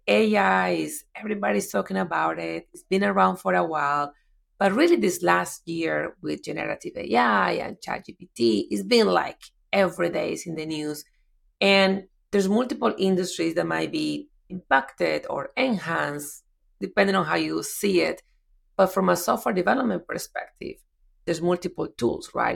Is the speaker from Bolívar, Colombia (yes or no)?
no; Medellín, Antioquia, Colombia; English is a second language; moved away as an adult; now in United States; moved to Medellin, my hometown